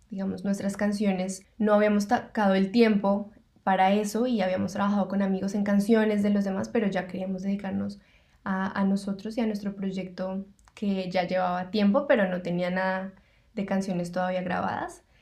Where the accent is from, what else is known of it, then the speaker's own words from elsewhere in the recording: Bogotá, Colombia; moved away as an adult; now in Melbourne, Australia; nosotros nos conocimos en Colombia, actualmente estamos viviendo en Melbourne, Australia. Ambos somos de Bogotá, la capital de Colombia.